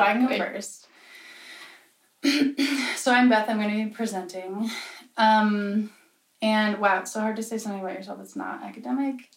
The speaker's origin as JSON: {"language": "English", "region": "Pennsylvania", "country": "United States", "said": "I'm from Pennsylvania."}